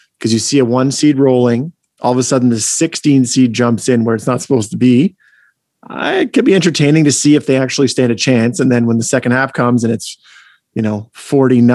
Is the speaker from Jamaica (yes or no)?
no; Canada; I'm Canadian